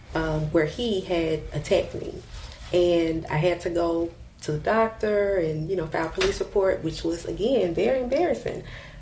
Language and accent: English; Forrest City, Arkansas, United States; moved away as an adult; also born or lived in California; now in Little Rock, United States; When I grew up in Forest City, Arkansas, I actually moved there from California. So that was a culture shock.